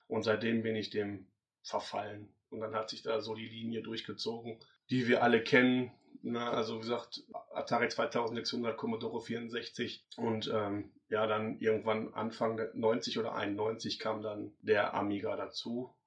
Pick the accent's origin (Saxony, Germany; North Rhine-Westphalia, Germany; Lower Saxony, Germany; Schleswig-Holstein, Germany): North Rhine-Westphalia, Germany; Duisburg; Ich bin halt ein Ruhrpott-Kind, ja? ja. Ich bin auf, auf, Kohle, auf Kohle groß geworden